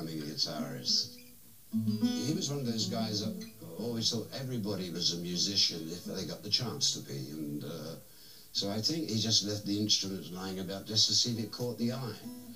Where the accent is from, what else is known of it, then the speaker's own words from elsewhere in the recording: England, United Kingdom; Growing up in England just after the war, there was rubble everywhere.